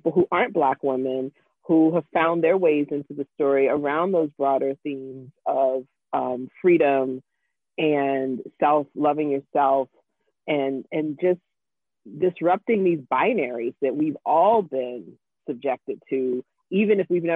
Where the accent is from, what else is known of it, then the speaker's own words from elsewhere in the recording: Jacksonville, Florida, United States; my hometown of Jacksonville, Florida. And I told her I was from Jacksonville